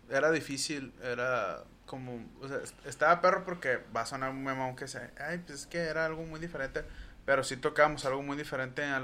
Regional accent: northern Mexico, Mexico

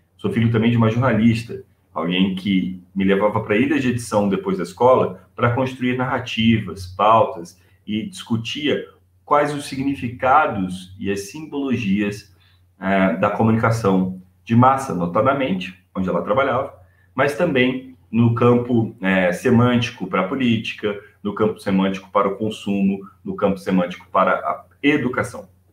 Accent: Maceió, Alagoas, Brazil; also born or lived in Recife, Pernambuco; now in Nova Friburgo, Brazil; Eu sou nascido em Nova Friburgo, região serrana do estado do Rio de Janeiro, e aos dois anos de idade, fui morar em Maceió, estado de Alagoas, morando então na Praia da Guaxuma, no litoral norte da cidade.

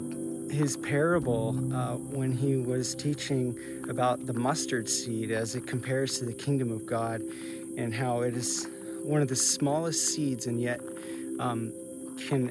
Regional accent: New Providence, New Jersey, United States; moved away as an adult; now in Spokane, United States; I grew up in New Providence in the 80s and the 90s

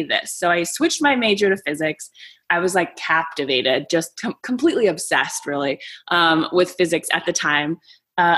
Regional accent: San Diego, California, United States; also born or lived in Greece; I grew up in San Diego

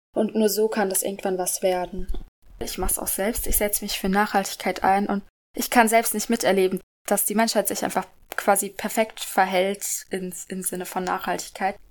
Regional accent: Karlsruhe, Baden-Württemberg, Germany; ich bin 13 Jahre alt und in der 8. Klasse und ich komme aus Karlsruhe

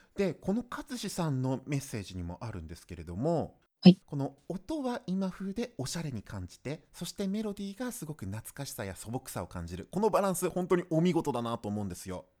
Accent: Gifu, Japan; 私、出身は岐阜県なんですけども

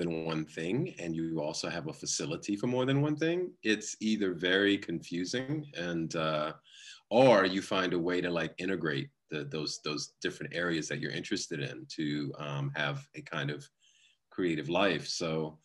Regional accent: New York, United States; also born or lived in Los Angeles; I was born in Los Angeles, but I was raised a large part of my early years in New York, in the New York area

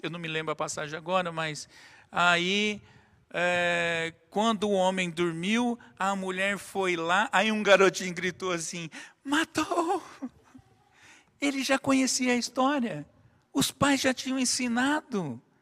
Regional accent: Brazil; somos brasileiros

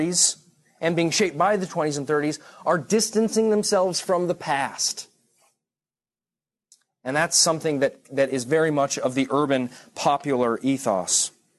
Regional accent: Irvine, California, United States; I'm from Irvine, California, all right?

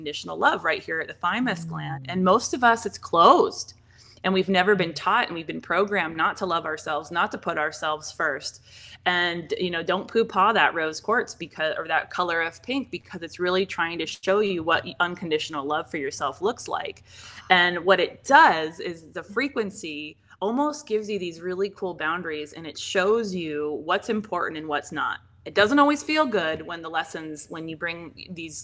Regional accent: Seattle, Washington, United States; now in Arizona, United States; I'm from Seattle, Washington originally.

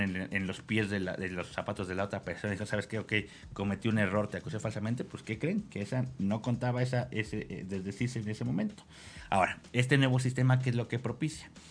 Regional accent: Mexico; cómo somos como mexicanos

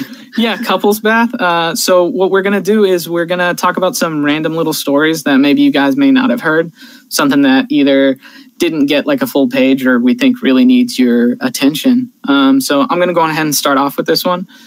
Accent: California, United States; my home state of California

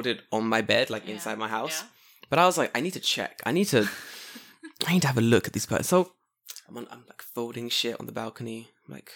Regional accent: London, United Kingdom; now in Japan; I'm from London.

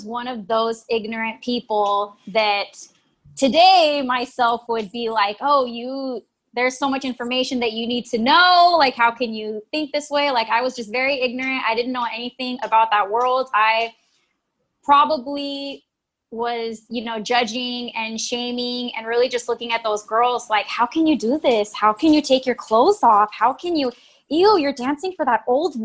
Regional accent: Oxnard, California, United States; I am from Oxnard, California. Beach girl

